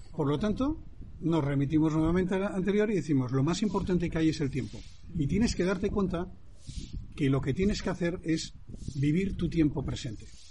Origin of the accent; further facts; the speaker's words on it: Santander, Cantabria, Spain; moved away as an adult; also born or lived in London; yo soy español y, nací en Santander.